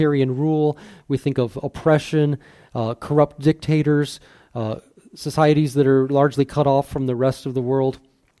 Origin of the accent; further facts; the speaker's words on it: United States; an American citizen